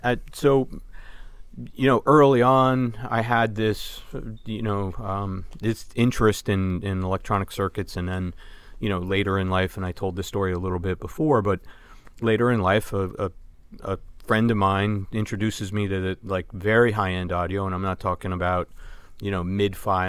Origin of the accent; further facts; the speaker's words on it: Vermont, United States; growing up in Vermont, we were very close to Canada.